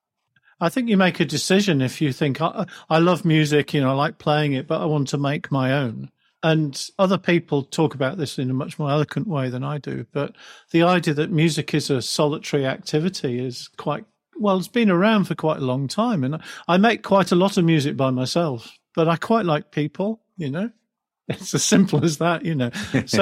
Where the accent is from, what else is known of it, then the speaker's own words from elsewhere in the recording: Wirral, North West England, United Kingdom; I grew up in a very sort of ordinary English childhood. I grew up on the Wirral near Liverpool.